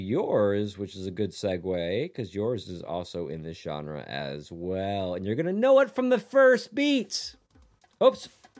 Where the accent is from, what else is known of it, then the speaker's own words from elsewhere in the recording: Japan; I grew up in Japan in the teenage years, and we go to karaoke.